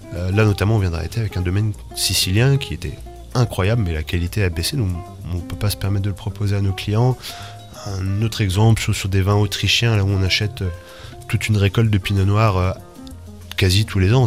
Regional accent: Rennes, Brittany, France; moved away as an adult; also born or lived in Toulouse / New Zealand; en, Bretagne, à Rennes, d'où je suis, euh, originaire.

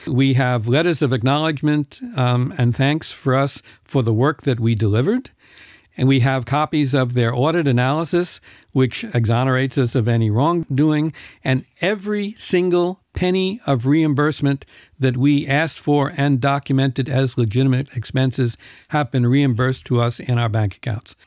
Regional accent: New York, United States; moved away as an adult; now in Luxembourg; I come from New York

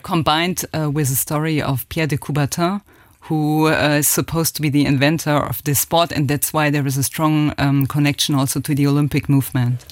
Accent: Germany; accent: German; English is a second language; moved away as an adult; also born or lived in France; now in Luxembourg; my accent is still very German.

